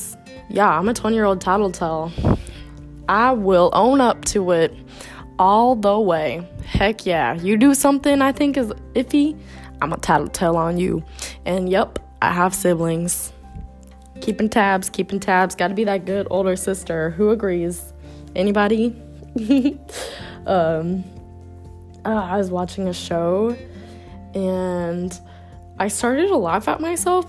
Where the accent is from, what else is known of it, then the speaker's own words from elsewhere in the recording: United States; moved away as an adult; now in Italy; we're American